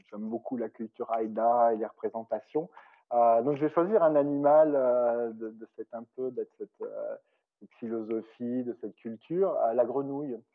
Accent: France; comme je suis français de naissance, la grenouille, c'est ça, appelle souvent les Français les frogs

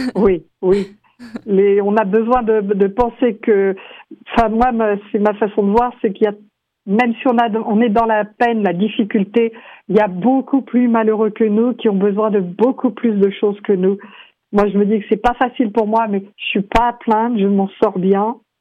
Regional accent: France; moved away as an adult; now in Vancouver, Canada; je suis française, et euh, arrivée à Vancouver

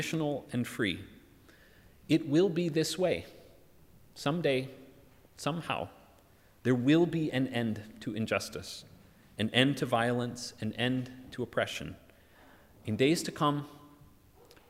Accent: United States; moved away; In my home country, so enamored with firearms

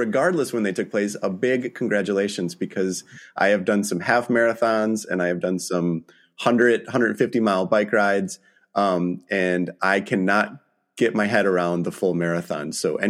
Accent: Michigan, United States; I'm from Michigan, and my parents are now just north of Flint.

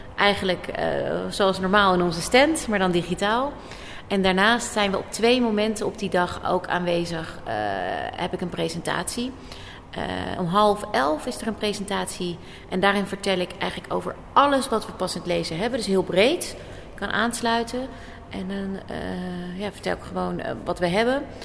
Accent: The Hague, South Holland, Netherlands; ik kom zelf ook uit Den Haag, uit Scheveningen

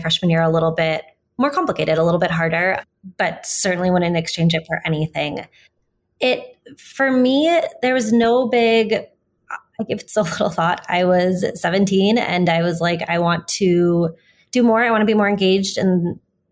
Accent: St. Paul, Minnesota, United States; moved away; also born or lived in Madison; growing up in St. Paul

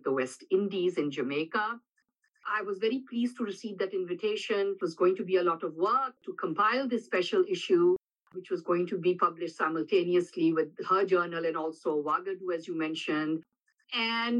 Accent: Pakistan; now in United States; I am myself originally from Pakistan

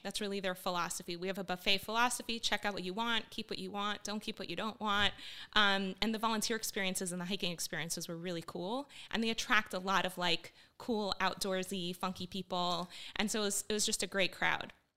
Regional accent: Miami, Florida, United States; also born or lived in Bogota, Colombia / northern United States; when I was five years old, we fled to the U S in kind of a traumatic way and ended up in Miami, where I grew up.

